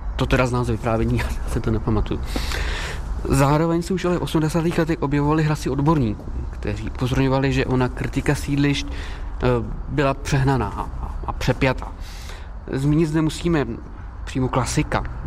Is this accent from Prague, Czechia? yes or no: yes; Prague, Czechia; also born or lived in Prosek, Prague; je to lokalita, kde jsem se narodil